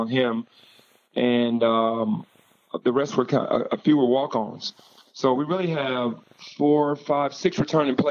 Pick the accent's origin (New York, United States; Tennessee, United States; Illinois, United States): Tennessee, United States; Memphis; my own alma mater, my hometown, and I wanted to stay here